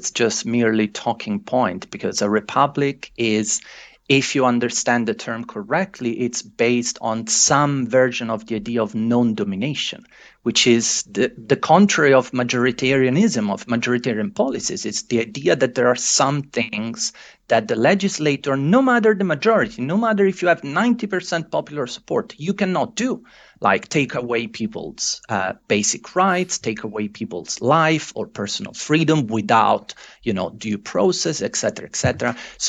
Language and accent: English; Italy; I might be biased, fair enough, I'm originally from Italy, but I do think that the Italian system represents a very good compromise.